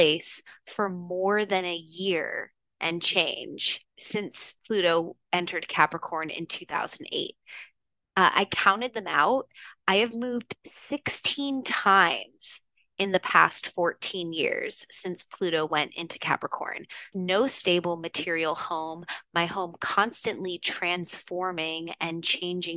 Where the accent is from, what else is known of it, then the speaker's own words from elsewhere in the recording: Houston, Texas, United States; moved away; also born or lived in San Francisco; I'm from Houston, Texas originally.